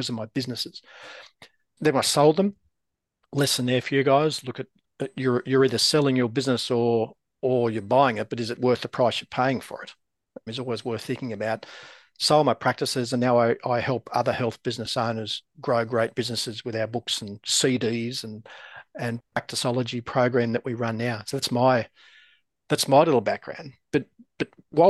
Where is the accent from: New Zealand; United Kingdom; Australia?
Australia; I'm from Australia